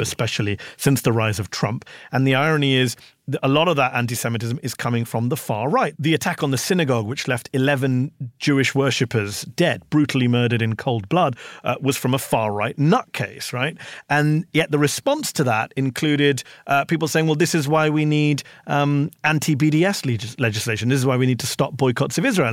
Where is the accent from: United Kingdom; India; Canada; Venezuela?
United Kingdom; now in United States; a British journalist living in the U S